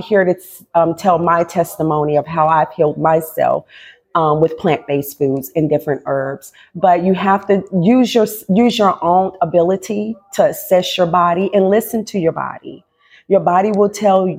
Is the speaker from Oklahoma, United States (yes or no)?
no; North Carolina, United States; also born or lived in Low Country, South Carolina; now in Charleston, United States; I'm born and raised in North Carolina